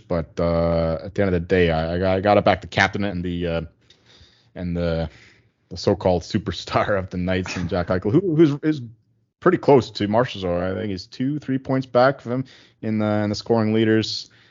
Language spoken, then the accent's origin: English; Chilliwack, British Columbia, Canada; also born or lived in Abbotsford; I grew up in Chilliwack, which is the town next door, and I lived a few years in Abbotsford as well